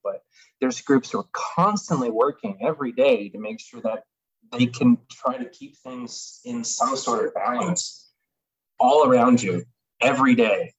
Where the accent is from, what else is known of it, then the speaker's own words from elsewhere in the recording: Phoenix, Arizona, United States; also born or lived in Tucson; I grew up in Phoenix, yeah, 18, 19-ish